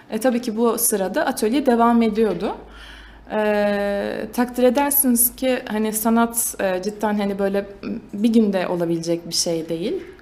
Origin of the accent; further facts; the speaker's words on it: Kayseri Province, Turkey; 1988 ee, e, doğumluyum, Kayseriliyim.